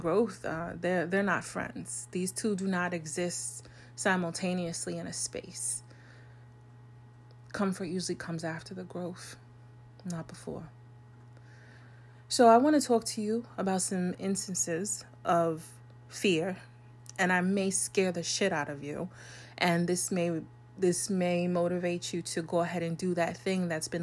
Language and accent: English; New York, United States; I'm a New Yorker.